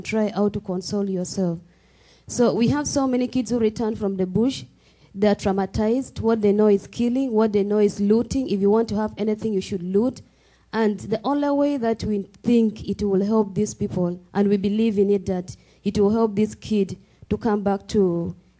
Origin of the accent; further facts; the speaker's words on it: Gulu, Northern Region, Uganda; I come from Uganda, East Africa, specifically in Gulu, northern Uganda, is in the northern part of the country